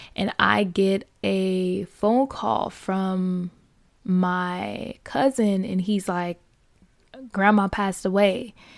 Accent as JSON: {"language": "English", "town": "Fort Lauderdale", "region": "Florida", "country": "United States", "tie": "born or raised there", "said": "born and raised in Fort Lauderdale, Florida"}